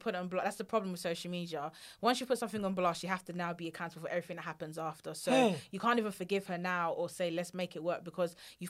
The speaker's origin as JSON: {"language": "English", "country": "Nigeria", "said": "I think the worst thing being Nigerian is always like the mother-in-law."}